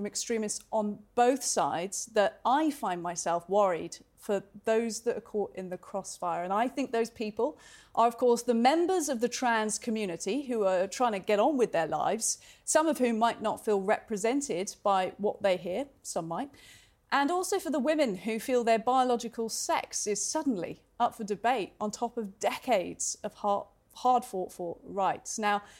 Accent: United Kingdom; Now, I've lived all over the world, and I can say quite comfortably Britain, as a Brit, it's a fairly mild country

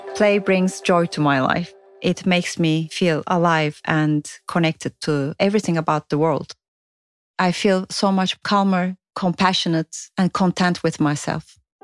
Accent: Turkey; now in London, United Kingdom; I'm from Turkey originally, and now I'm living in London.

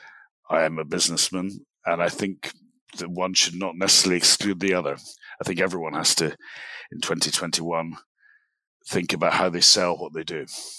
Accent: Glasgow, Scotland, United Kingdom; I'm from Glasgow in Scotland. I'm speaking to you from Dallas, Texas

